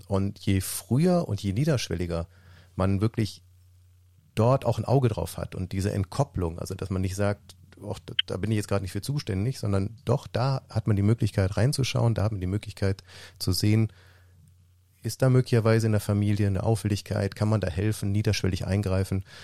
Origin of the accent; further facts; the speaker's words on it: Mönchengladbach, North Rhine-Westphalia, Germany; bei uns in Mönchengladbach